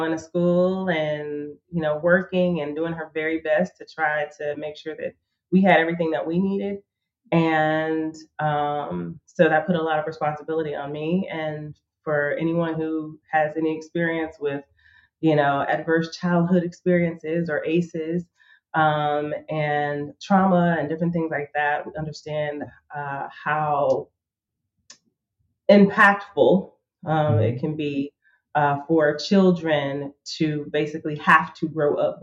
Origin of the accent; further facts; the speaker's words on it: Chicago, Illinois, United States; now in Tulsa, United States; Born and raised in Chicago, south side of Chicago.